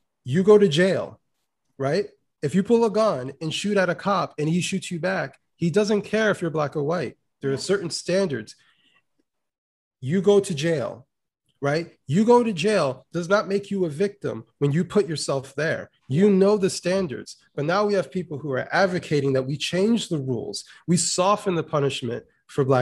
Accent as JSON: {"language": "English", "country": "United States", "said": "I, as an American"}